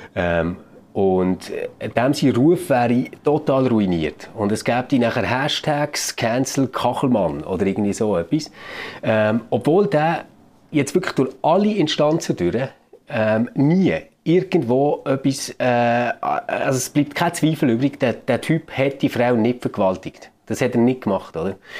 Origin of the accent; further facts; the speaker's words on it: Switzerland; bei uns in der Schweiz